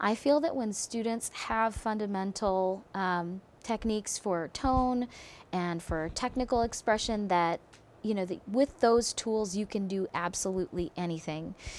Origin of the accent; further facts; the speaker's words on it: Philadelphia, Pennsylvania, United States; also born or lived in Berlin; now in Eugene, United States; growing up in Philadelphia